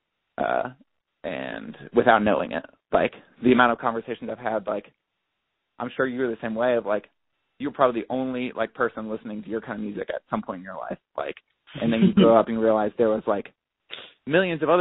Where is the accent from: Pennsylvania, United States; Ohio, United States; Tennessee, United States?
Ohio, United States; growing up in Ohio, like I grew up in like a super small town